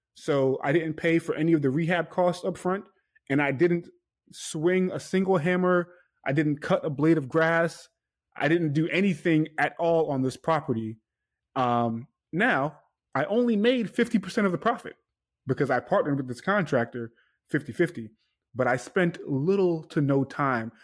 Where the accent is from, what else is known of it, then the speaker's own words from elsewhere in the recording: New York City, New York, United States; I'm from New York, from Queens, New York, Hollis, Queens